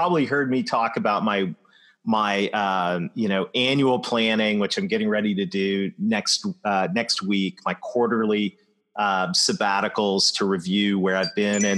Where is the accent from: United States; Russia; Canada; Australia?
Canada; London, Ontario; my hometown of London, Ontario